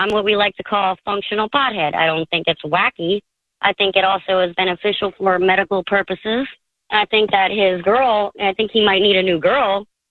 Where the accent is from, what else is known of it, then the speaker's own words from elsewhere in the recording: New Jersey, United States; moved away as an adult; also born or lived in Colorado; I was born and raised here in New Jersey